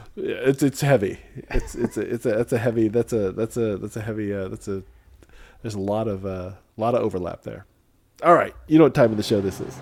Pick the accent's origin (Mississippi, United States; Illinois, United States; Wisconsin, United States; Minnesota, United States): Illinois, United States; I grew up in Illinois where we have a lot of corn